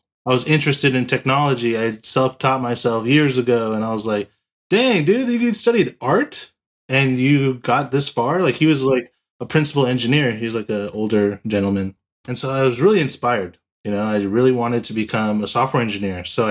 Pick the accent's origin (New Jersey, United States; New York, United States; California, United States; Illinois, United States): California, United States; Los Angeles; also born or lived in San Diego; So I'm from Los Angeles, California. Born and raised here in California